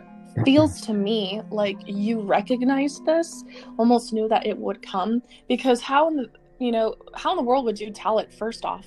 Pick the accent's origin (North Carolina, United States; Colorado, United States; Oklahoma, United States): Colorado, United States; growing up in Colorado in our home